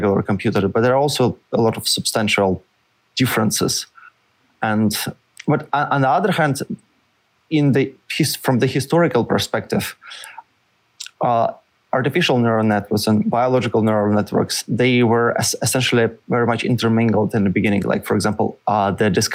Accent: Russia; moved away as an adult; also born or lived in St. Petersburg, Russia / Paris, France; now in United States; Originally, I'm from Russia

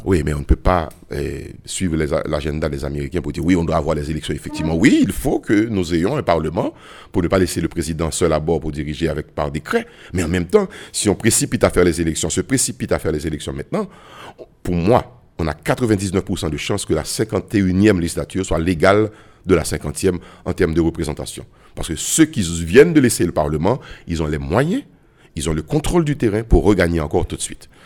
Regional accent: Haiti; en tant que Haïtien

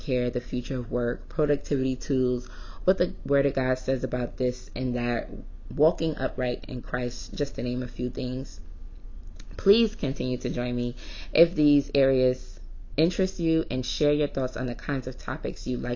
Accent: New York City, New York, United States; moved away as an adult; also born or lived in New Orleans, Louisiana / Syracuse, New York; now I'm back in my hometown of Brooklyn, New York

